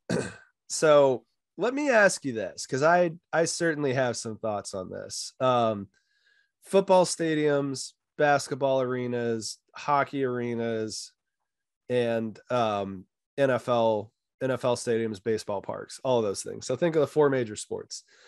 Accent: Hays, Kansas, United States; moved away; also born or lived in Denver / Wisconsin; I grew up in Hayes

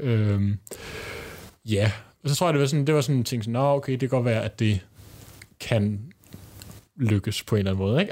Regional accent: Bornholm, Capital Region of Denmark, Denmark; now in Copenhagen, Denmark; der boede jeg på Bornholm, øh, hvor jeg voksede op

